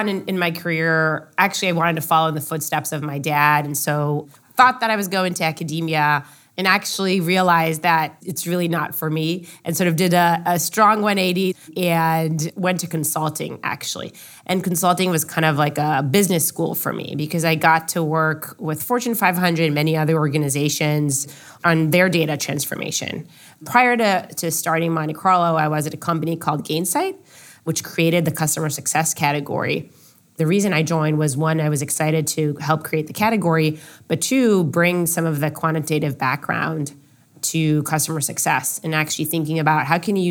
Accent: Israel; Growing up in Israel, I was drafted to the Israeli military.

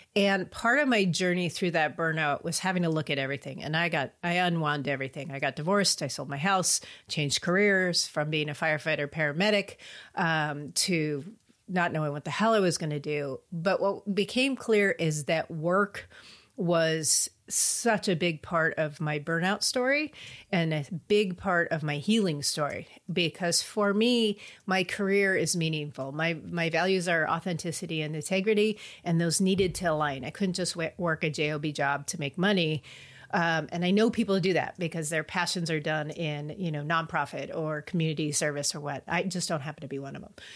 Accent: California, United States; I grew up in California, so, you know, that's what we say, stoked

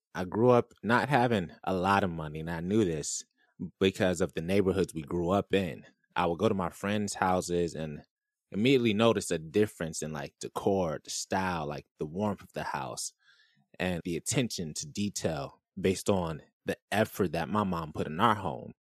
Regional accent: Orlando, Florida, United States; I grew up in Irving, Orlando, Florida.

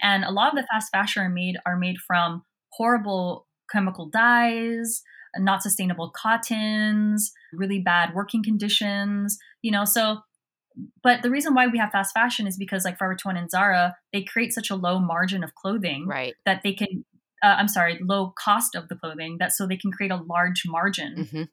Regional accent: Southern California, United States; I grew up in Southern California

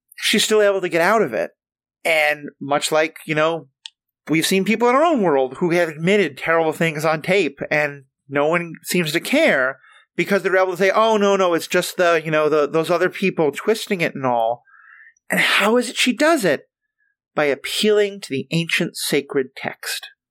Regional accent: New York City, New York, United States; moved away; I'm from New York City

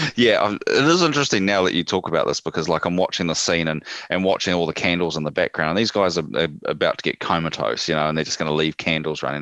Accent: New Zealand; we're part of Australia, apparently

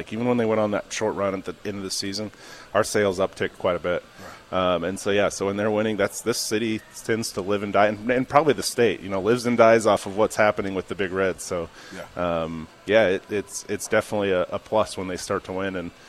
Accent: Lincoln, Nebraska, United States; I'm from Lincoln pretty much my whole

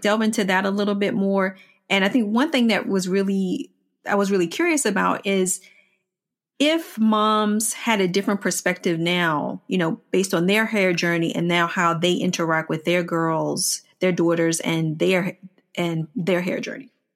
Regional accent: Washington, District of Columbia, United States; I grew up in Washington, D C. I grew up in the Fort Totten area, of D C.

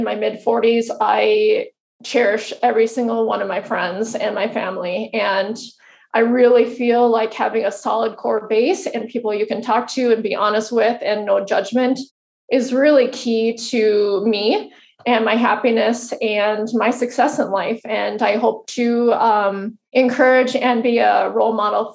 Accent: Fargo, North Dakota, United States; I'm a girl from Fargo, North Dakota. Really small town, and went to school here, grew up here.

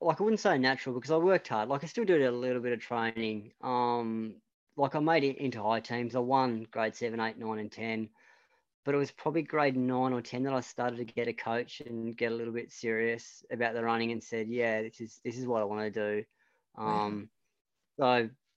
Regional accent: Devonport, Tasmania, Australia; I moved back to Devonport, and that's where I basically spent my primary school, high school and college.

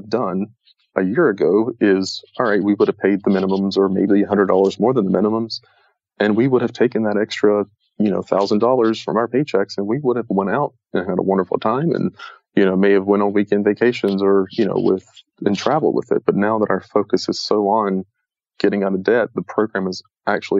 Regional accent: the South, United States; moved away as an adult; I grew up in the South

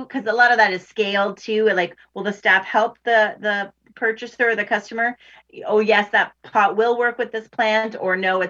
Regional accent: Ontario, Canada; I'll say Ontario, since I'm only from Ontario

